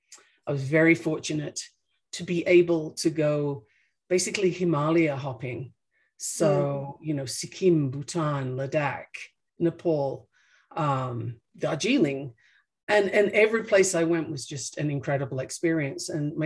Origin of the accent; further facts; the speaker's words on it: England, United Kingdom; born there; also born or lived in Australia; I was born in England and my parents just wanted to see what was new and interesting in Australia. So I went there when I was 6 months old.